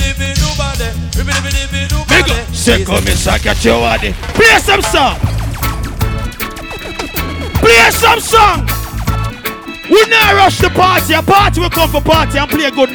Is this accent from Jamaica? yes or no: yes; Jamaica; moved away; I was born in Jamaica before my move come a foreign.